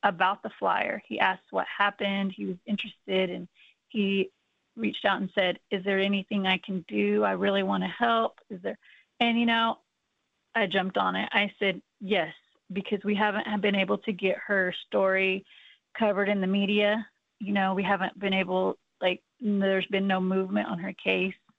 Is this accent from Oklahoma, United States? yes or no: yes; Oklahoma, United States; I am from Oklahoma